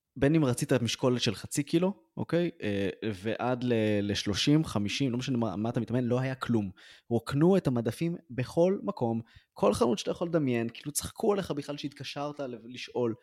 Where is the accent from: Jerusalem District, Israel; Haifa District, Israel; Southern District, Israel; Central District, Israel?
Central District, Israel; Ra'anana; גדלתי בשכונה קשה ברעננה